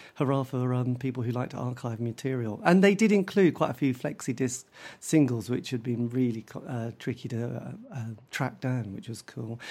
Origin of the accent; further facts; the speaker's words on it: Norwich, East of England, United Kingdom; I'm from Norwich. We didn't really have a huge music scene in Norwich